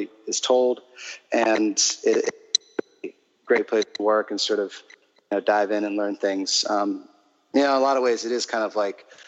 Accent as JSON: {"language": "English", "town": "Baltimore", "region": "Maryland", "country": "United States", "also_born_or_lived": "Shanghai / Hong Kong", "moved": "yes", "lives_now": "New York, United States", "said": "I'm from Baltimore originally, but now spend my time up here in New York"}